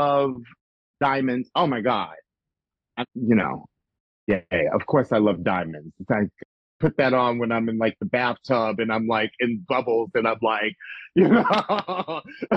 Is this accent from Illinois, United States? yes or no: yes; Chicago, Illinois, United States; moved away; I'm from Chicago and I ride hard for people from Chicago. That's my hometown